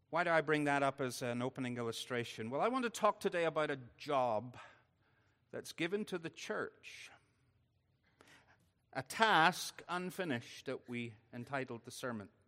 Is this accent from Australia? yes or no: no; Northern Ireland, United Kingdom; because I'm Northern Irish, I'm going to do it in reverse order.